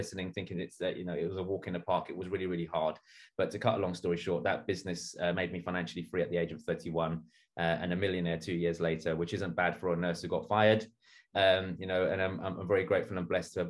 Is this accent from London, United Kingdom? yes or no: yes; London, United Kingdom; I was born and bred in East London. I grew up in a very rough neighborhood